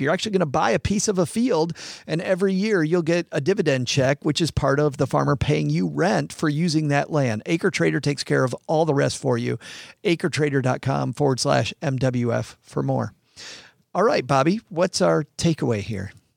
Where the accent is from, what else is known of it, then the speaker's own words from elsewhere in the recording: West Michigan, United States; I grew up in West Michigan, which is farm country